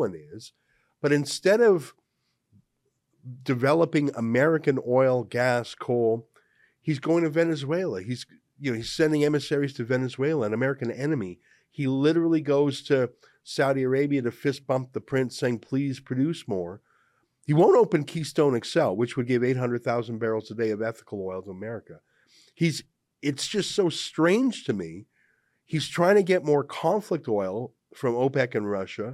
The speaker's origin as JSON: {"language": "English", "country": "Canada", "said": "as a Canadian"}